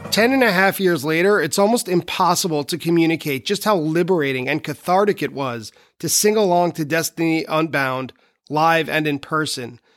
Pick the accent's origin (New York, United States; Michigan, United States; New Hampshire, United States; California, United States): New York, United States; Long Island; my hometown venue